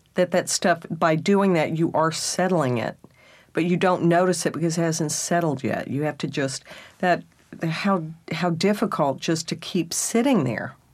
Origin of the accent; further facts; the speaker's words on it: Texas, United States; being a Texan and then a redneck